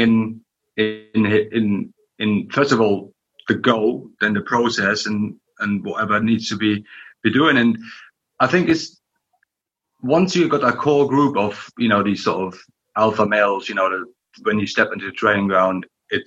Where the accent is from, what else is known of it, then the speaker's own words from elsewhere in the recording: Berlin, Germany; moved away; growing up in East Berlin